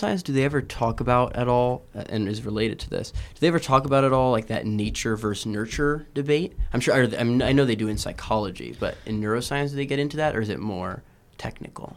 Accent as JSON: {"language": "English", "town": "Houston", "region": "Texas", "country": "United States", "moved": "yes", "said": "I'm from Houston"}